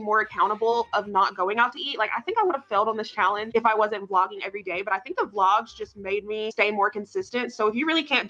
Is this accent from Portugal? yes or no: no; the South, United States; I'm from the South.